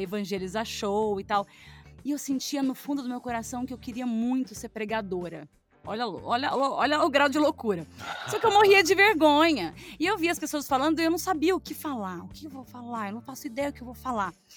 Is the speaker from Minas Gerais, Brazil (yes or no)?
yes; Jesuânia, Minas Gerais, Brazil; also born or lived in Lambari; Eu nasci em Lambari, mas eu, a minha família é toda de Jesuânia, então eu falo que eu sou de Jesuânia, porque eu não fiquei nem 12 horas em Lambari depois que eu nasci. Então eu nasci e fui pra Jesuânia